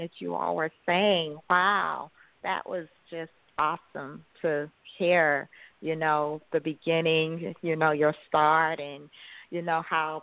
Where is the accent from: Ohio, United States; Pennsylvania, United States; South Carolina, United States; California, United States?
South Carolina, United States; Charleston; moved away as an adult; also born or lived in upstate New York / New Jersey; I'm from South Carolina, Charleston, South Carolina